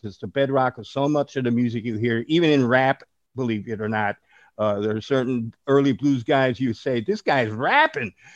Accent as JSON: {"language": "English", "town": "Chicago", "region": "Illinois", "country": "United States", "tie": "born or raised there", "said": "I'm originally from Chicago. Uh, I just turned 70 years old the other day. So I grew up in Chicago"}